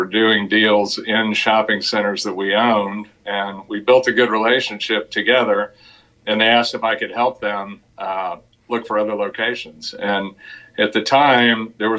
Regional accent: Dallas, Texas, United States; also born or lived in Austin; I grew up in Dallas, went to school down in Austin, University of Texas, came back to Dallas in 1983

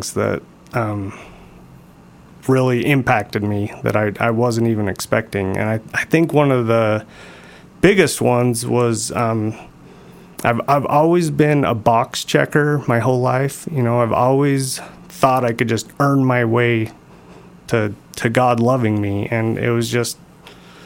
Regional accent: Sandy, Utah, United States; I was born in Sandy. I still live in Sandy

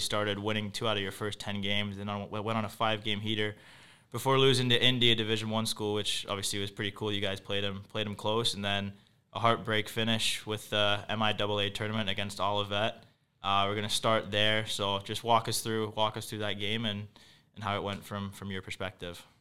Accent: England, United Kingdom; moved away; I'm from England

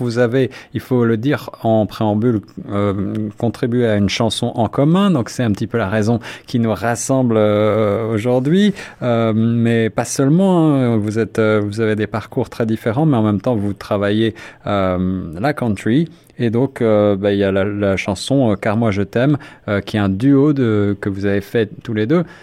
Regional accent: France; accent: French; moved away; also born or lived in Paris; comme vous pouvez le deviner à mon accent, suis français

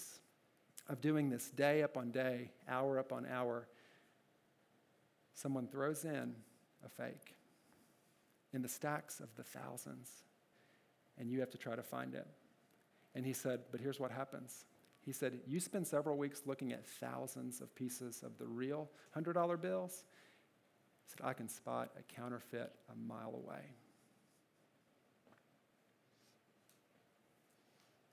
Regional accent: Kentucky, United States; My first job, I worked at a gas station in my hometown in Kentucky

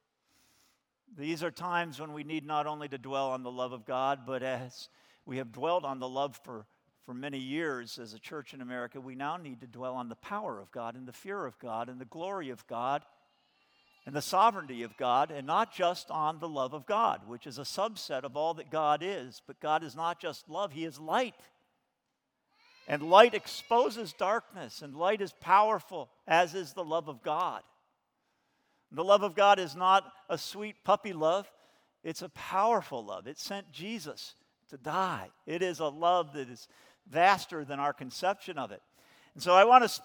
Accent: United States; as an American, I was not born a Christian

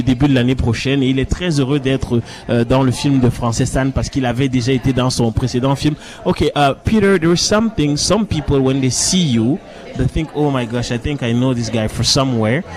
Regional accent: Cameroon; quand j'étais jeune au Cameroun

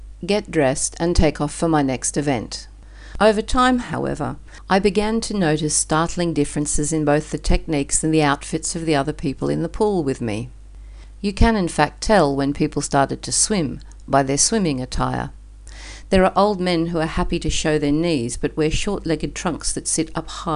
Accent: Australia; moved away as an adult; now in Istanbul, Turkey; Being Australian and living in Istanbul

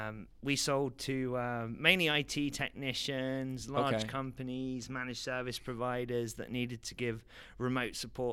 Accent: London, United Kingdom; moved away as an adult; now in United States; I was born in London, England.

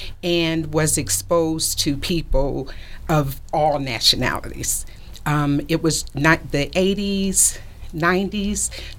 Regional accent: Detroit, Michigan, United States; also born or lived in South Georgia; And so I was born in Detroit, but my parents, they separated when I was about 12 or 13 years old.

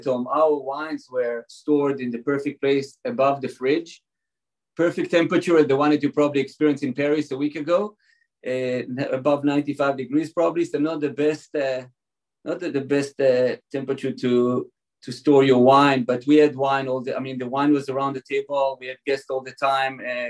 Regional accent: Israel; moved away; also born or lived in California; I was born and raised in Israel

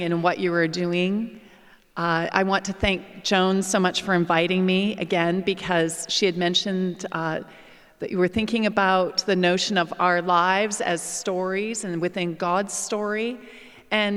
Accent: Canada; moved away as an adult; also born or lived in England / United States; Whenever I came back to Canada, and particularly my hometown

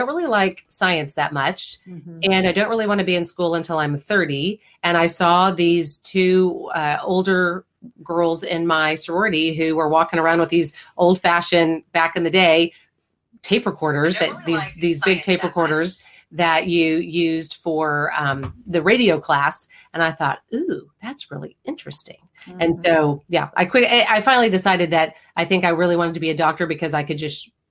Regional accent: Houston, Texas, United States; now in Austin, United States; I grew up in the Houston area.

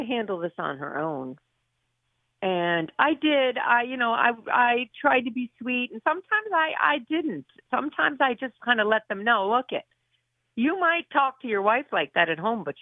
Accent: Honesdale, Pennsylvania, United States; moved away as an adult; I want to come back to my hometown

